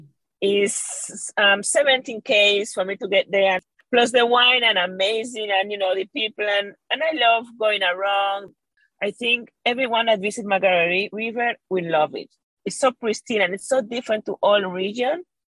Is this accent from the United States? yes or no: no; Venezuela; moved away as an adult; now in Perth, Australia; I was raised and born in Venezuela